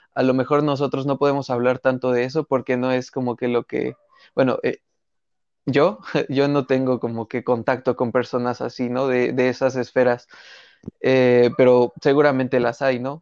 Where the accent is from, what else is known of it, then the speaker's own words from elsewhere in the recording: Mexico; nuestra cultura como mexicanos